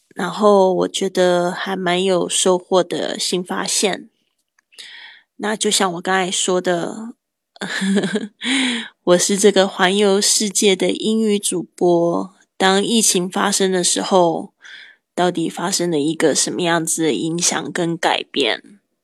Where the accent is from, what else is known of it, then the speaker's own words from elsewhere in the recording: Kaohsiung, Taiwan; moved away as an adult; also born or lived in Spain; 我还在这个西班牙居住了三年的时间。然后最近呢，我回到我的老家高雄